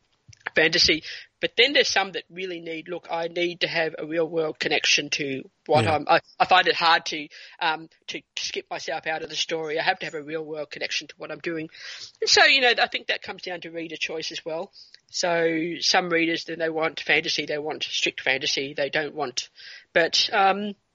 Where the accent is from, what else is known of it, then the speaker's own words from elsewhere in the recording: New Zealand; now in Australia; my time growing up in New Zealand